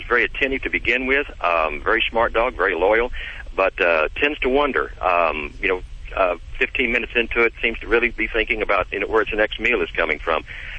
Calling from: Altus, Oklahoma, United States; I'm calling from Tornado Alley in Oklahoma, Altus, Oklahoma.

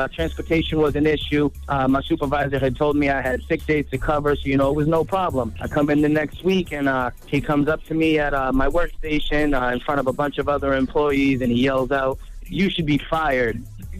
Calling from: Worcester, Massachusetts, United States; I'm from Worcester.

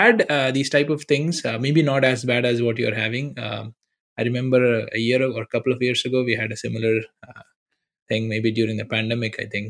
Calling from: Sunnyvale, California, United States; I'm calling in from Sunnyvale, California.

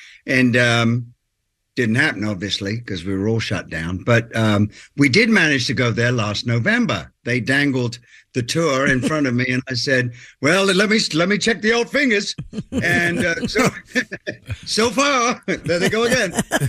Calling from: Nashville, Tennessee, United States; Yes, I am calling you from Nashville.

